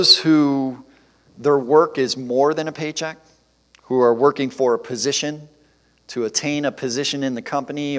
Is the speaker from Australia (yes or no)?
no; Detroit, Michigan, United States; also born or lived in Central Ohio; growing up in the Detroit area in the motor industry